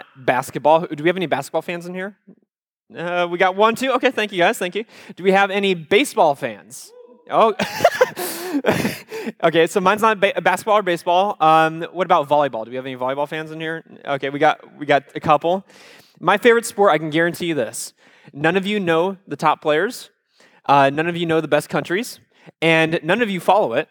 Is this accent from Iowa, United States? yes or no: yes; Iowa, United States; I am from Iowa